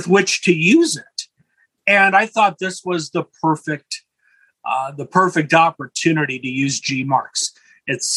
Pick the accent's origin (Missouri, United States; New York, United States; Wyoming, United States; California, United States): California, United States; Los Angeles; also born or lived in Imperial Valley, California; When I was a boy growing up in Los Angeles